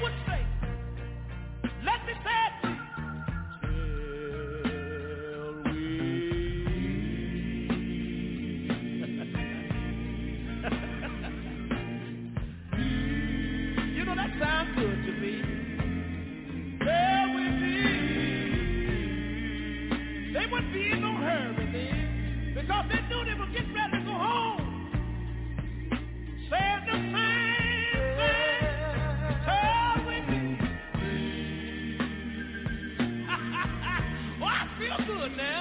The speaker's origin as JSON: {"language": "English", "town": "Tyler", "region": "Texas", "country": "United States", "tie": "born or raised there", "also_born_or_lived": "Galilee, Texas", "said": "I was born in a little community about 13 miles from Tyler. In a little community that was called Galilee."}